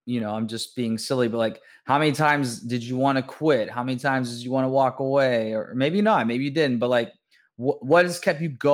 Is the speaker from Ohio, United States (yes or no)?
yes; Youngstown, Ohio, United States; I'm from Youngstown, just an hour west of you